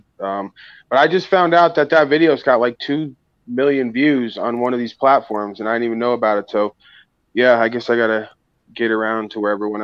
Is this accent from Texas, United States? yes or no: no; New York, United States; I'm from New York